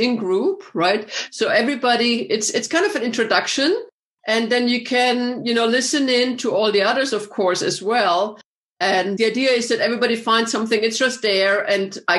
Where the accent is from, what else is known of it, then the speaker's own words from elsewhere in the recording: Vienna, Austria; moved away as an adult; also born or lived in Texas / Hawaii / Chicago; I'm from Vienna, Austria originally, but I've lived many years in the States